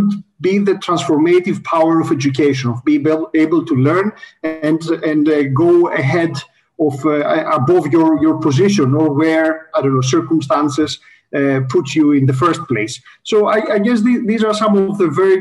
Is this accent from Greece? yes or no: yes; Greece; I'm Greek, so I grew up in Greece